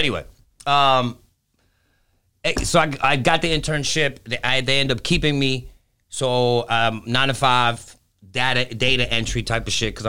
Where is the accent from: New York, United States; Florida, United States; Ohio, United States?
New York, United States; New York City; born there; also born or lived in Greece / Dominican Republic; Okay, because I was born in New York City.